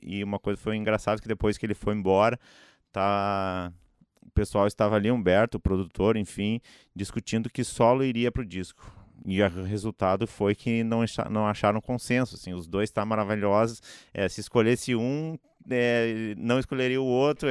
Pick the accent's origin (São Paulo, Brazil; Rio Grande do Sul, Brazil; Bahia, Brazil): Rio Grande do Sul, Brazil; Gaúcho; sou gaúcho